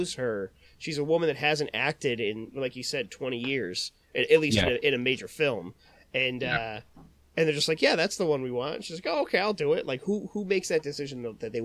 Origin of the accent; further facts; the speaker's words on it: Connecticut, United States; my home state, in Connecticut